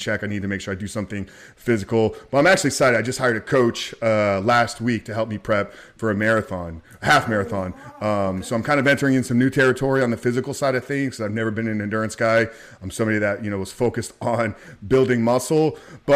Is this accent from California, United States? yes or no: no; Tampa, Florida, United States; I've always been in Tampa, born and raised in Tampa.